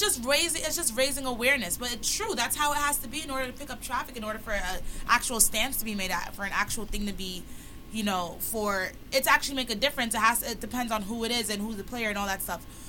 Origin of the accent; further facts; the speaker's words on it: New York City, New York, United States; I'm just an average girl from Brooklyn